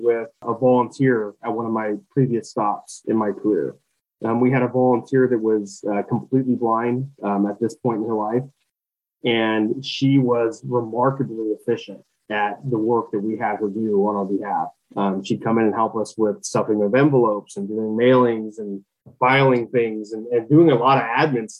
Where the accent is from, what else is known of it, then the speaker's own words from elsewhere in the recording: Fresno, California, United States; moved away as an adult; now in Indiana, United States; I am originally from Fresno, California, born and raised, which is Central Valley, California, smack dab in the middle of the state